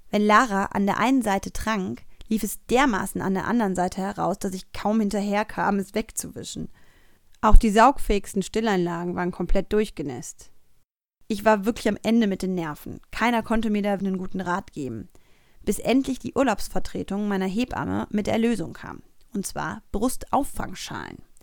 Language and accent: German; Cologne, North Rhine-Westphalia, Germany; Als geborene Kölnerin